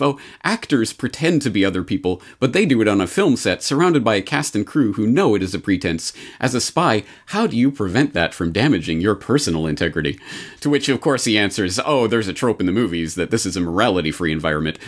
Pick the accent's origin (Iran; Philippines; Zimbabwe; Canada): Canada; now in Japan; As a Canadian in Japan